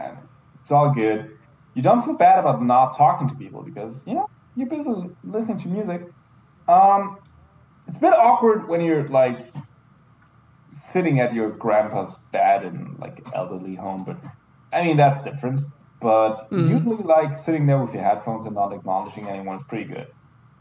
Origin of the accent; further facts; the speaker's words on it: near Munich, Bavaria, Germany; English is a second language; moved away; I'm from Germany